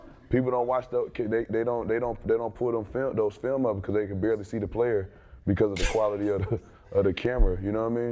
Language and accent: English; the South, United States; I come from the South